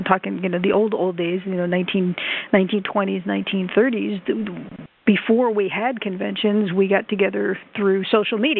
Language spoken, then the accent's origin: English; Chattanooga, Tennessee, United States; Libertycon that's here in my hometown, Chattanooga